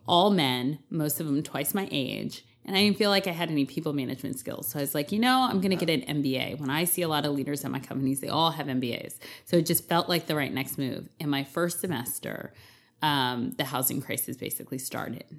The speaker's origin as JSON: {"language": "English", "region": "East Coast", "country": "United States", "said": "I'm from the East Coast"}